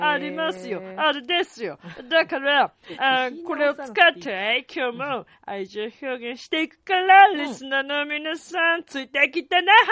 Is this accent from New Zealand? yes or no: no; Italy; Japanese is a second language; あ、そうだよ。生まれも育ちも。